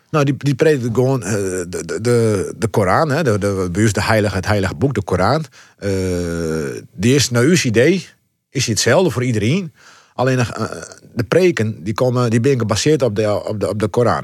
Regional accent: Heerenveen, Friesland, Netherlands; also born or lived in Morocco; we wennen hier in het Veen

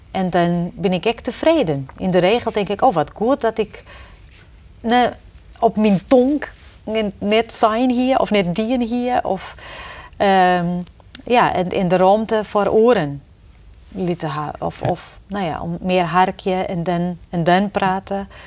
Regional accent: Portugal; Dutch is a second language; now in Netherlands; ik als Portugese vrouw en ik als collega die, of als persoon die het verreizigen eh, hoort, En dan ken ik altijd weer weer om naar Friesland.

